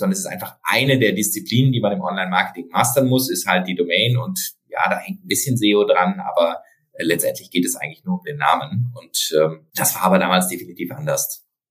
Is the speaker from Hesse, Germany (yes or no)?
no; Freiburg, Baden-Württemberg, Germany; ich komme aus Freiburg